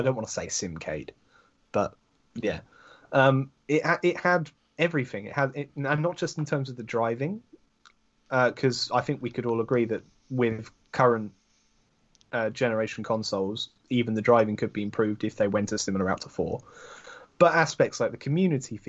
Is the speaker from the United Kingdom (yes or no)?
yes; United Kingdom; I'm British